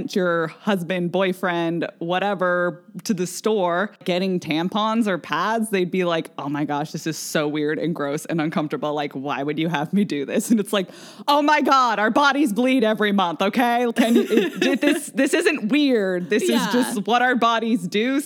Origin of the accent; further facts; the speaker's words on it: Vashon, Washington, United States; we grew up on Vashon